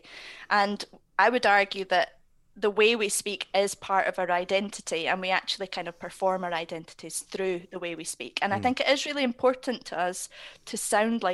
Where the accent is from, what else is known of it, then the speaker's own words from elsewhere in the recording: Scotland, United Kingdom; now in Manchester, United Kingdom; I'm based in Manchester, even though I'm from Scotland